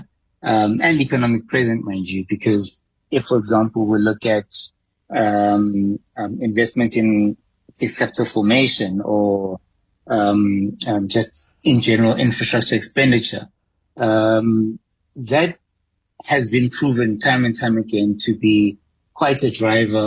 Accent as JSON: {"language": "English", "country": "South Africa", "said": "as a South African economy"}